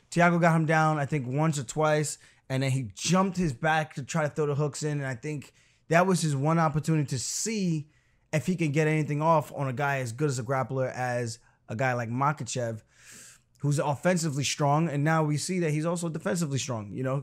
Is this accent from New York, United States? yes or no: yes; Roosevelt, New York, United States; also born or lived in Uniondale, New York; I grew up in Roosevelt until my seventh grade year, so I finished all the way through sixth grade, graduated elementary school